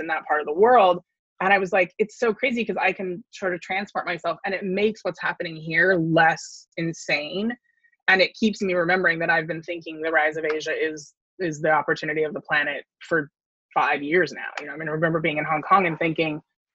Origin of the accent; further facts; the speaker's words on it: Silicon Valley, California, United States; I grew up in the Silicon Valley.